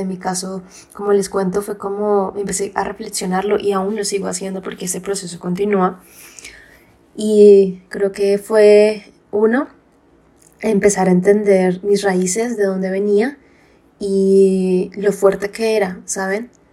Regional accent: Colombia; nosotros somos eh, colombianas

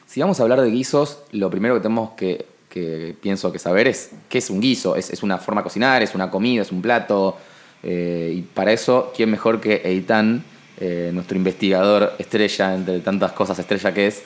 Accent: Buenos Aires, Argentina; porteños de eh, clase alta como nosotros

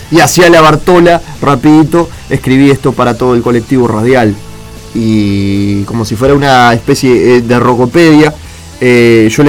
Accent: Morón, Buenos Aires Province, Argentina; nací en la ciudad de Buenos Aires, en el hospital de Luján, a las 3.53 de la mañana, por eso soy de Morón, em, de 1990, nació este pedazo de ser, eh

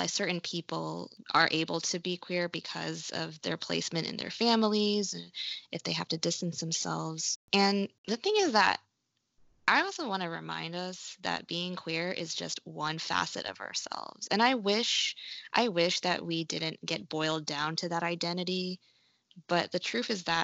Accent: Malaysia; now in Tallahassee, United States; growing up in Malaysia

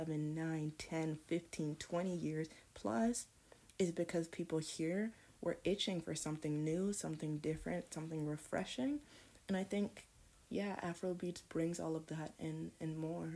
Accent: Canada; also born or lived in United States; I was actually born in the United States of America, but I grew up in Canada.

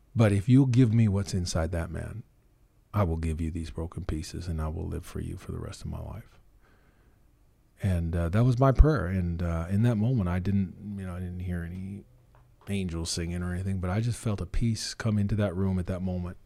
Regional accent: Red Deer, Alberta, Canada; also born or lived in Kugluktuk, Northwest Territories / Killam, Alberta; now in Drayton Valley, Canada; I grew up in Red Deer

